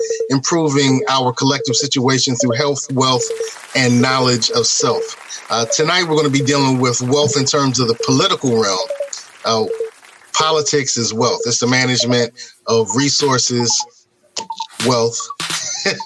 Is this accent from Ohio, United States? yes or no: no; New York City, New York, United States; moved away; my home state of NYC. I'm a Brooklyn boy